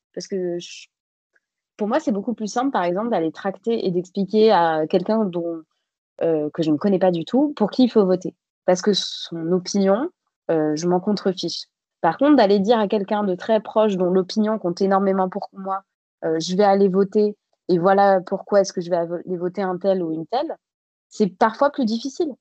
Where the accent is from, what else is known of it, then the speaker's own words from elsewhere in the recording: Bègles, Nouvelle-Aquitaine, France; moved away as an adult; also born or lived in Paris; je viens de Bègle, qui est une euh, ville à côté de Bordeaux